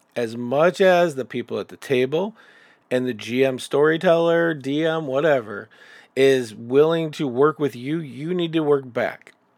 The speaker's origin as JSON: {"language": "English", "town": "Chicago", "region": "Illinois", "country": "United States", "said": "I'm from Chicago, and I can tell you right now that the group of friends that I have there are dynamically different"}